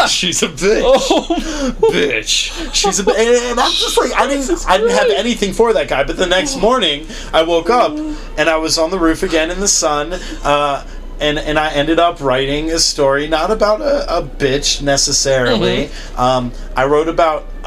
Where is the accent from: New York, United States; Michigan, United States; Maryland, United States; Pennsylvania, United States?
Maryland, United States; Rockville; I'm from Maryland. I'm from Rockville, just north of Washington, D.C.